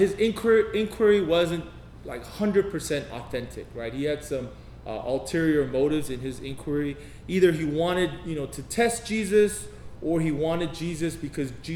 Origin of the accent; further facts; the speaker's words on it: United States; I'm Korean American